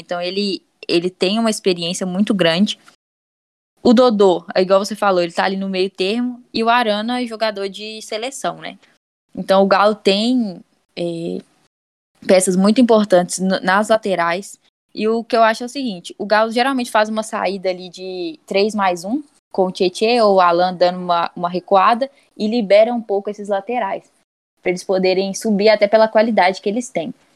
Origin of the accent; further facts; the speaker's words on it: Belo Horizonte, Minas Gerais, Brazil; sou de BH